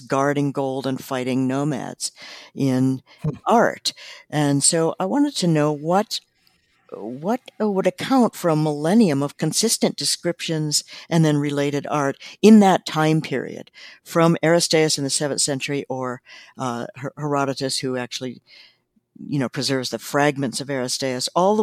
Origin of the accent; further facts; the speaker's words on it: South Dakota, United States; moved away; also born or lived in Montana; I grew up in South Dakota and then lived in Montana.